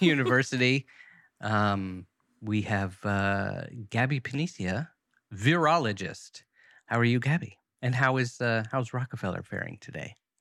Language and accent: English; United States; as an American